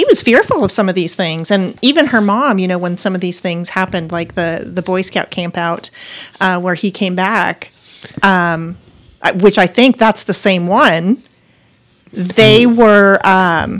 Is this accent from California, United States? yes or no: no; Montana, United States; I grew up in Montana